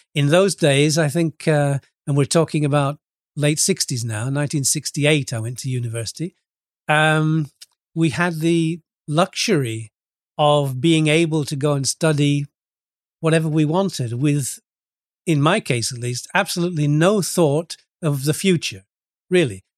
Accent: Lincoln, East Midlands, United Kingdom; moved away as an adult; also born or lived in Retford, Nottinghamshire / Scunthorpe, Lincolnshire / Nice, France; now in Cyprus; I was born in a, a town called Retford in, in England, in Nottinghamshire, and, uh, I went to school in, in Lincoln and later in Scunthorpe, both in Lincolnshire.

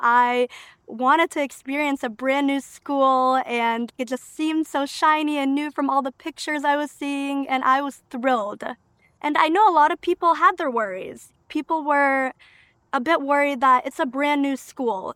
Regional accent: Waterbury, Connecticut, United States; first language Albanian; English is a second language; also born or lived in Albania; I consider Waterbury my hometown 'cause I lived here since the age of two

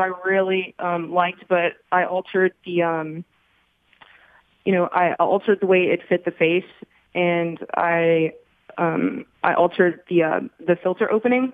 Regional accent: Beaumont, Texas, United States; I was actually born and raised in Beaumont, and I do reside in Beaumont

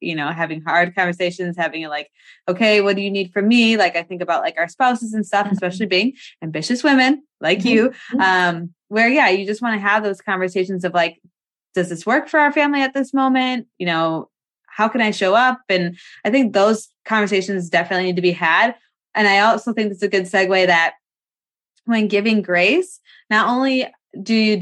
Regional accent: Wisconsin, United States; we're from Wisconsin.

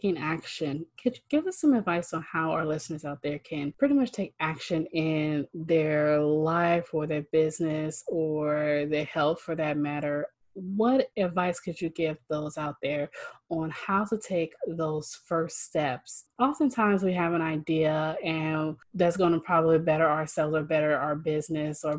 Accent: Oakland, California, United States; also born or lived in Washington; I'm from the Bay Area, so I'm from Oakland

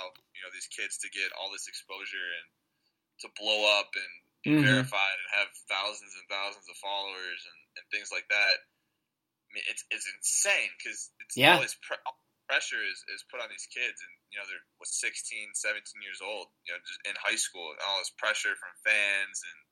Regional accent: Hazel Park, Michigan, United States; I grew up in Hazel Park, Michigan, small city, just a mile north of Detroit

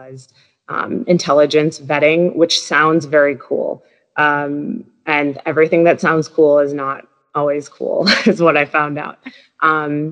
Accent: Minnesota, United States; moved away as an adult; also born or lived in Wisconsin / Washington, D.C.; I grew up in Minnesota

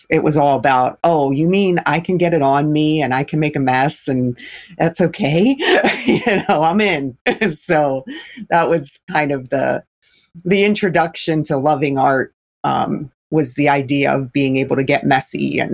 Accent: Philadelphia, Pennsylvania, United States; I grew up in Philadelphia and was in the inner city in Philly

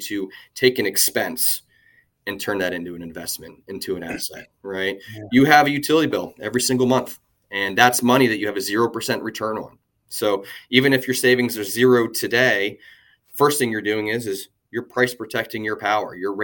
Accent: Lancaster, Pennsylvania, United States; moved away; I'm from Pennsylvania myself originally

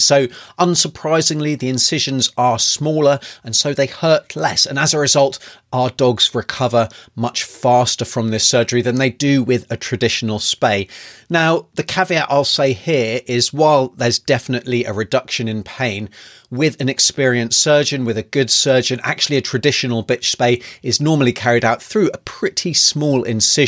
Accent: United Kingdom; now in New Zealand; originally from the U K, as you can probably tell by my accent

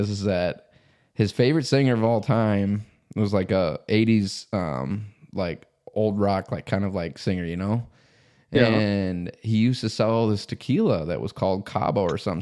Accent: South Dakota, United States; I grew up in South Dakota

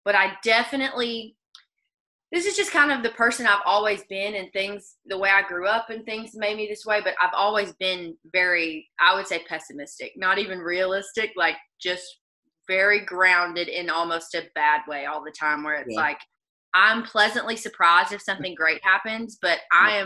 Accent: Arkansas, United States; accent: Arkansas; southern; moved away as an adult; now in Nashville, United States; with my Arkansas accent, you could imagine how great I speak Spanish

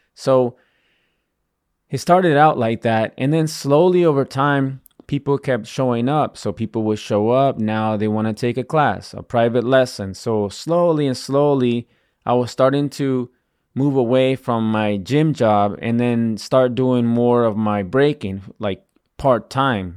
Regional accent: Virginia, United States; moved away as an adult; also born or lived in Washington, D.C.; I'm not originally from Washington, D C, you know, I grew up in, in Virginia

